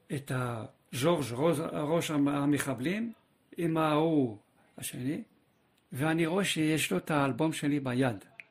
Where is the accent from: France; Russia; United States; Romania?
France; Paris, Île-de-France; moved away as an adult; also born or lived in Kfar Saba, Israel; now in Israel; גדלתי בצרפת, אה, בפריס